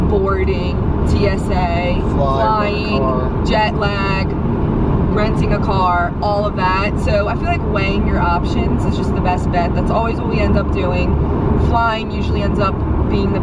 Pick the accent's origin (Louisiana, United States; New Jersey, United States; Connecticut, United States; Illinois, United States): Louisiana, United States; New Orleans; We're from New Orleans, where the food is so good that I'm scared to try food anywhere else